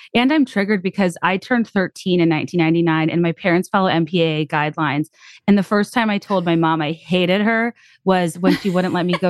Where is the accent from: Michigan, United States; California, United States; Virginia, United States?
Virginia, United States; I was just on a fact-finding mission about the world growing up in Central Virginia with minimal access to like what the world was actually like.